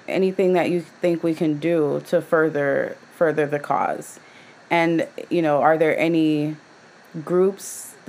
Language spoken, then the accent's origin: English; Jamaica; now in United States; I grew up in Jamaica